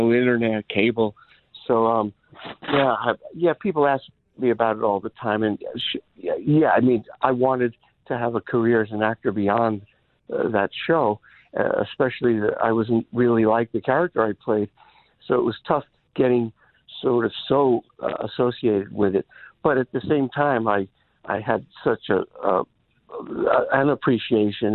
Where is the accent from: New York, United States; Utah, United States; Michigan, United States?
New York, United States; New York City; moved away as an adult; I grew up in Brooklyn